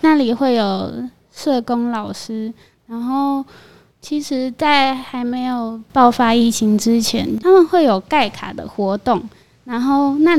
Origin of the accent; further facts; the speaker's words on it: Zhutian, Pingtung County, Taiwan; 然后我也是来自潮州高中的…，是竹田人。